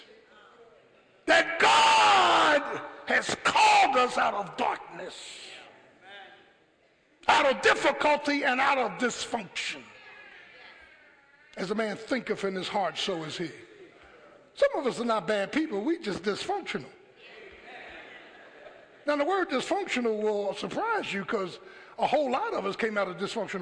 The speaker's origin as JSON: {"language": "English", "town": "Philadelphia", "region": "Pennsylvania", "country": "United States", "said": "I'm from Philly"}